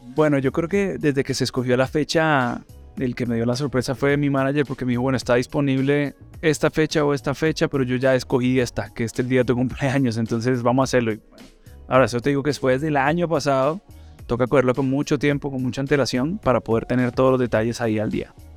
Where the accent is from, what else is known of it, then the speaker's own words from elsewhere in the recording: Colombia; somos colombianos